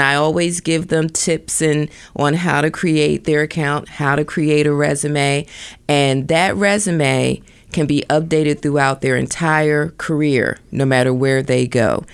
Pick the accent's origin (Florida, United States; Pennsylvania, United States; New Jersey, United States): Pennsylvania, United States; Philadelphia; moved away as an adult; also born or lived in Delaware / Washington, D.C.; now in Silicon Valley, United States; I'm originally from the East Coast, Philadelphia.